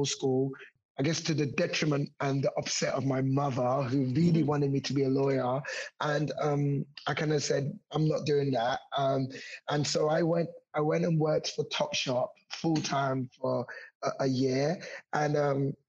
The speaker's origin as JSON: {"language": "English", "region": "London", "country": "United Kingdom", "tie": "born or raised there", "said": "I actually grew up in Hackney. So I grew up in Hoxton in East London."}